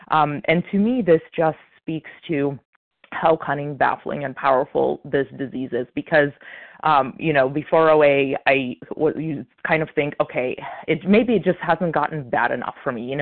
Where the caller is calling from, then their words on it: Illinois, United States; This is uh … a recovered compulsive overeater from Illinois.